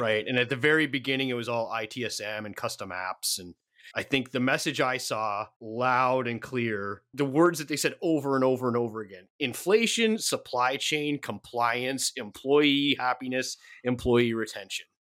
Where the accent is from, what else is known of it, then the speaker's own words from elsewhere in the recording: Canada; I am Canadian